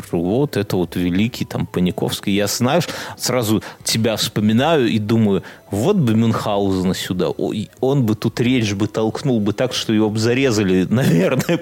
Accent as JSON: {"language": "Russian", "town": "Vilnius", "region": "Vilnius County", "country": "Lithuania", "lives_now": "Poland", "said": "Я из Вильнюса приехал, то есть Вильнюс это не Европа в ее, наверное, картине мира, да?"}